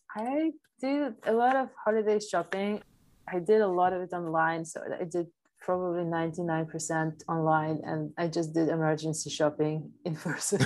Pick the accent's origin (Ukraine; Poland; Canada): Poland; first language Polish; English is a second language; moved away; I was raised as an immigrant child of Ukrainian immigrant mother in Poland